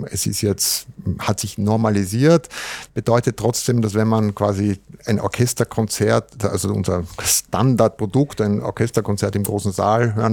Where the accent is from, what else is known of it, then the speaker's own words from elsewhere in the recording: Vienna, Austria; In Wien haben wir das Riesenrad und der Stephansdom und so